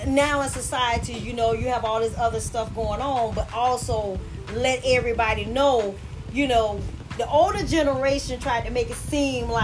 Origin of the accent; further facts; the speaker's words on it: Pensacola, Florida, United States; I'm from the southern part of Pensacola, Florida